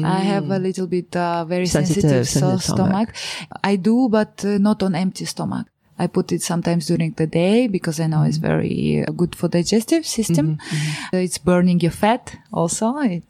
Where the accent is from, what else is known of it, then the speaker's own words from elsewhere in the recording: Moldova; English is a second language; moved away; When I say I'm from Moldova